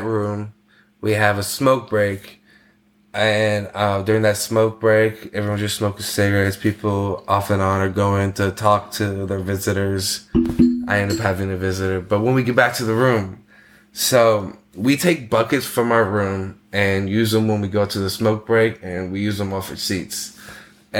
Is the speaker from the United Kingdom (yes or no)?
no; United States; moved away as an adult; also born or lived in China; being American